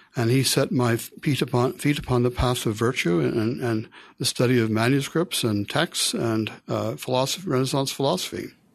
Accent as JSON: {"language": "English", "town": "Philadelphia", "region": "Pennsylvania", "country": "United States", "tie": "born or raised there", "said": "I was born in Philadelphia, um, brought up by a Christian family. I went to high school in the Philadelphia area."}